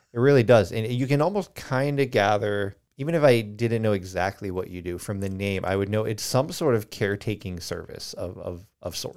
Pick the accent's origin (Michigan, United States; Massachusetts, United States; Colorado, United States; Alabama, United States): Colorado, United States; now in Charleston, United States; I grew up in Colorado